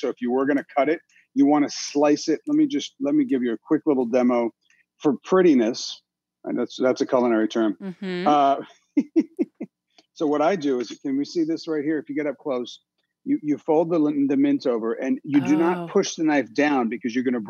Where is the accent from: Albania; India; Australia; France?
France; also born or lived in Italy; I was born and raised in France and Italy.